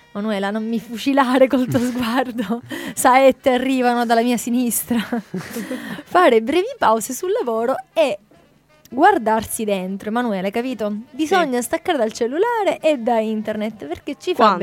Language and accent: Italian; Italy; come italiani